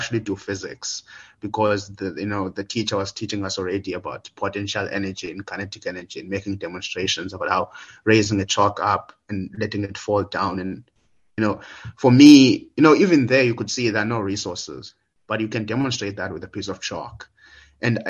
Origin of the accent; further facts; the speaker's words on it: Willowvale, Eastern Cape, South Africa; also born or lived in Idutywa; I'm from the Willowvale, Gatyan, but there's a town maybe just about an hour away from that. So that's where I spent most of my, that's where I grew up basically, from grade 3 to grade 9.